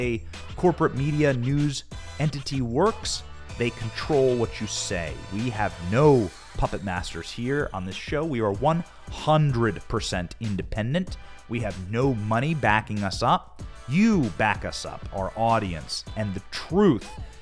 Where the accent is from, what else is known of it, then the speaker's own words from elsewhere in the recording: Iowa, United States; I grew up in Iowa. I grew up working on farms